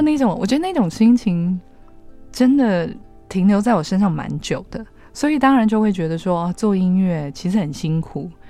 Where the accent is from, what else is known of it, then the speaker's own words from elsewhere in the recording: Taiwan; also born or lived in United States; 我就是一个土生土长的 台湾人